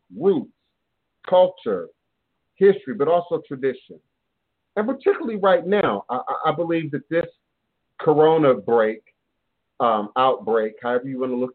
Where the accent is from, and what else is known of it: Maryland, United States; born or raised there; also born or lived in Chicago, Illinois